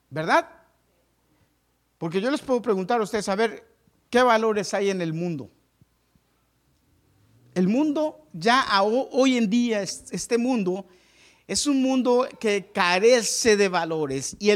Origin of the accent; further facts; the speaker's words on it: Mexico; moved away as an adult; hace muchos años yo decidí, yo me vine de México sin terminar la universidad. Me quedé a medias.